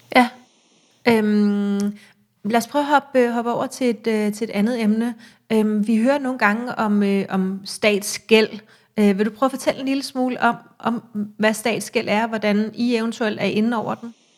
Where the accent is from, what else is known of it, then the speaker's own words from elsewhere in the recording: Copenhagen, Capital Region of Denmark, Denmark; jeg er fra København, øh, og jeg har cyklet meget i København hele mit liv